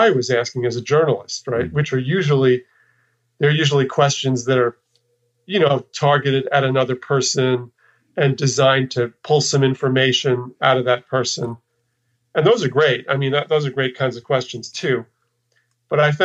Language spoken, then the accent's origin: English; New York, United States; moved away as an adult; also born or lived in Texas; I'm from New York, and I'd spent, you know, my formative years in New York